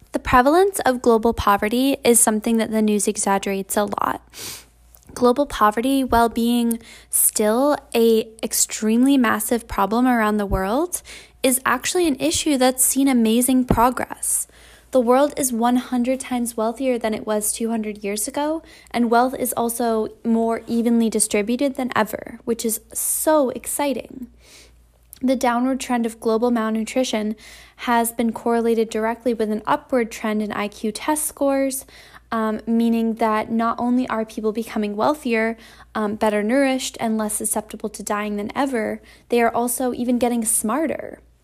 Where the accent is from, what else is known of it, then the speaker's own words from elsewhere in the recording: Vermont, United States; now in Massachusetts, United States; I was born in a small town in Massachusetts. I grew up in Vermont